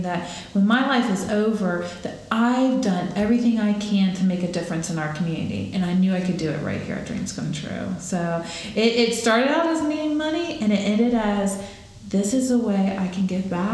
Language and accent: English; Jacksonville, Florida, United States; I was born and raised here in Jacksonville